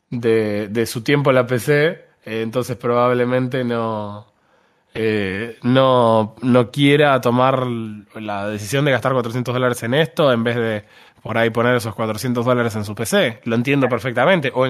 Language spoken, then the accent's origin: Spanish; Argentina; claro, no, yo soy argentino en realidad.